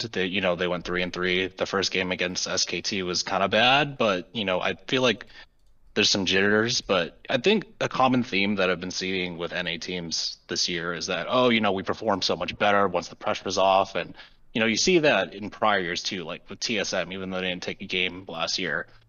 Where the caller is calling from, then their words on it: Boston, Massachusetts, United States; I'm calling from Boston, Massachusetts